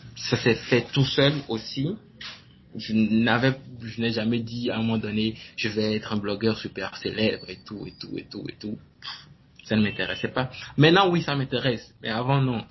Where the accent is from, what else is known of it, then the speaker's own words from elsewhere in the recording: Benin; Je suis béninois, né, au Bénin.